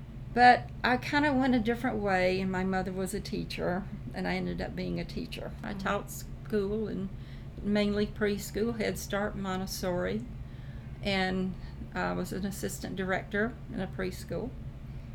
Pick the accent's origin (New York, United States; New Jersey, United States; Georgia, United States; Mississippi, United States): Georgia, United States; Carrollton; I was born in Carrollton, Georgia.